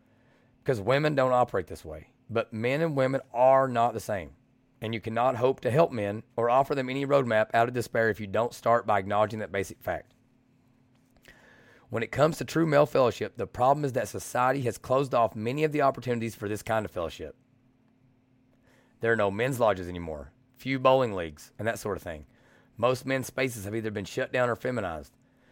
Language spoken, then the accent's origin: English; Kentucky, United States; And I'm from Southeastern Kentucky. We're from like 45 minutes from each other.